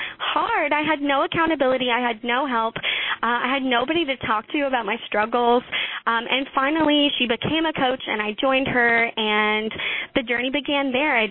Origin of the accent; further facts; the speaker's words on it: Houston, Texas, United States; now in Leander, United States; So I'm from Leander, Texas, originally from Houston.